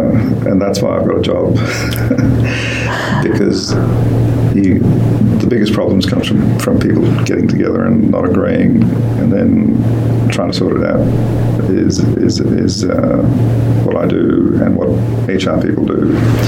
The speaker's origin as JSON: {"language": "English", "town": "St Kilda", "region": "Victoria", "country": "Australia", "tie": "born or raised there", "also_born_or_lived": "India", "said": "I think, again, very lucky to have grown up around St Kilda and seen a lot of real life, and also growing up in India in some very big cities"}